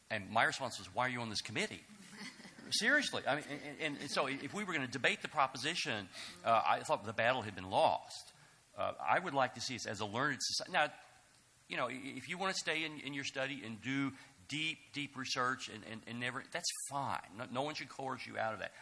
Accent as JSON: {"language": "English", "town": "Mayfield", "region": "Kentucky", "country": "United States", "said": "I'm from Kentucky, Mayfield, Kentucky"}